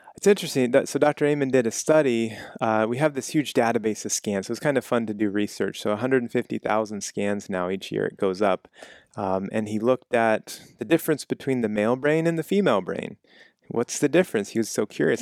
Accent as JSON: {"language": "English", "region": "Kansas", "country": "United States", "moved": "yes", "said": "I'm from Kansas"}